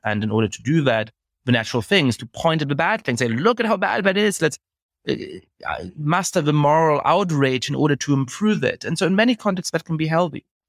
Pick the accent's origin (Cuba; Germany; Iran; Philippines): Germany; moved away; I grew up in Germany